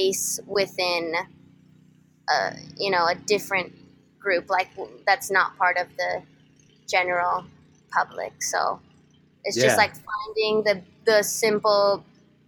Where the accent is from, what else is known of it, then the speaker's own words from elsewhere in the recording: San Diego, California, United States; I'm from San Diego, and I went to a school called Canyon Crest Academy